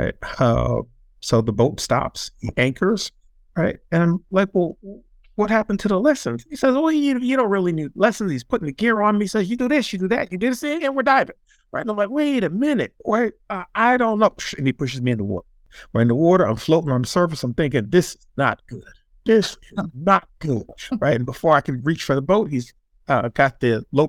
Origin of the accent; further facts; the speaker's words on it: New Jersey, United States; as a kid growing up in New Jersey